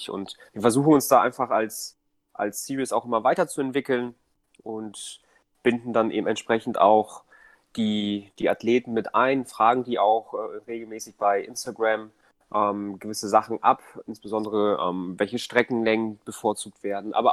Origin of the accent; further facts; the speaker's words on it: Hamburg, Germany; also born or lived in Poland; bin ursprünglich aus Polen, aber lebe im Grunde mein ganzes Leben schon in Hamburg. Ähm, spreche aber auch noch Polnisch. Ähm, und ja, bin, bin einfach Hamburger